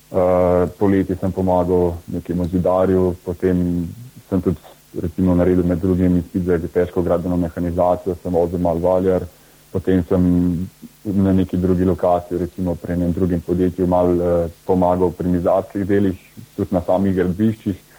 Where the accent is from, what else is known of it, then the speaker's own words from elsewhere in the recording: Bled, Upper Carniola, Slovenia; prihajam z Bleda, uh, tako da sem obiskoval uh, gimnazijo Selice